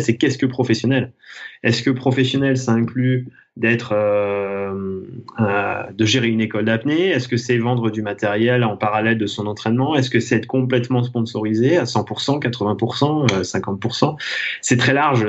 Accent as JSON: {"language": "French", "town": "Thonon-les-Bains", "region": "Auvergne-Rhône-Alpes", "country": "France", "tie": "born or raised there", "said": "je suis né à Tonon-les-Bains, au bord du lac Léman, et j'évolue en Haute-Savoie, où je pratique mon sport depuis toujours"}